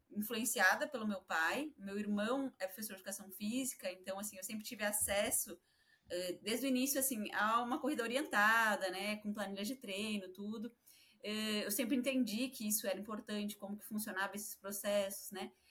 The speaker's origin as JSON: {"language": "Portuguese", "town": "Porto Alegre", "region": "Rio Grande do Sul", "country": "Brazil", "tie": "born or raised there", "moved": "yes", "said": "A minha família lá em Porto Alegre"}